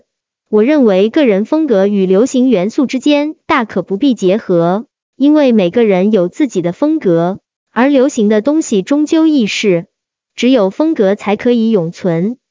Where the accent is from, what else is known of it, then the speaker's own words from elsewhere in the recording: China; 回国后查看我们中国古文化资料，发现我们中国人其实一直有惜物与敬天爱人这样的价值观。